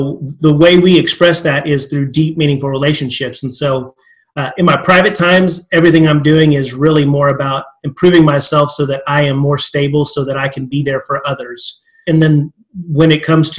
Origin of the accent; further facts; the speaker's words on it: West Texas, United States; I'm a good old Texas boy from that perspective, West Texas